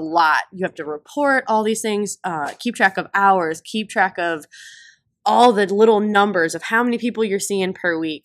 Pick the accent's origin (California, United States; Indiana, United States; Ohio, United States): Ohio, United States; Sandusky; I'm from Sandusky, Ohio